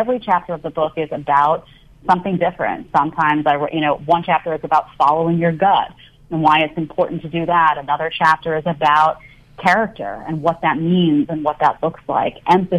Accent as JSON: {"language": "English", "town": "New York City", "region": "New York", "country": "United States", "tie": "born or raised there", "also_born_or_lived": "Manhattan, New York"}